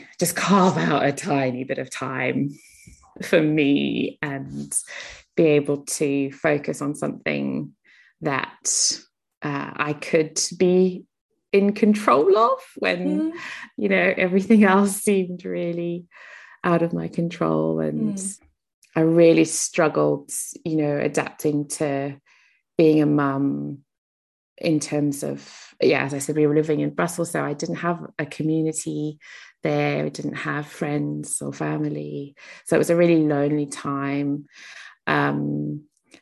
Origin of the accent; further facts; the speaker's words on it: South Africa; I grew up in South Africa, so there was a lot of kind of charitable work going on in our school